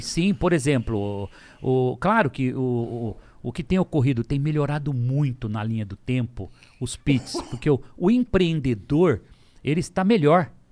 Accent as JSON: {"language": "Portuguese", "town": "Lins", "region": "São Paulo", "country": "Brazil", "tie": "born or raised there", "also_born_or_lived": "São José do Rio Preto", "said": "eu vendia coxinha, que é verdade em Lins, com 12 anos de idade"}